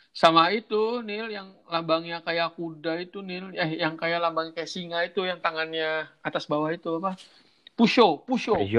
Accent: Cirebon, West Java, Indonesia; accent: Cirebon; gue asli logat gue udah kayak gini udah Cirebon banget

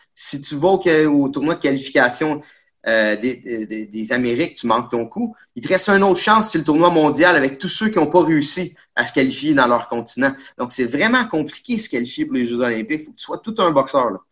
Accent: Quebec, Canada; On est des Québécois

